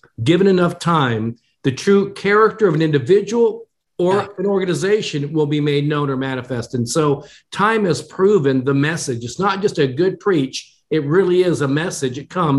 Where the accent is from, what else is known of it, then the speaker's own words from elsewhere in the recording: Japan; born there; although I was born in Japan, my mother was Japanese, I'm an American of Asian descent.